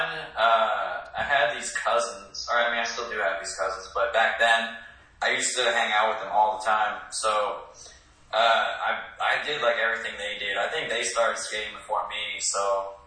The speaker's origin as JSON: {"language": "English", "town": "Denville", "region": "New Jersey", "country": "United States", "tie": "born or raised there", "moved": "yes", "said": "I'm from this small town called Denville. It's in northern Jersey, Morris County. Denville, New Jersey"}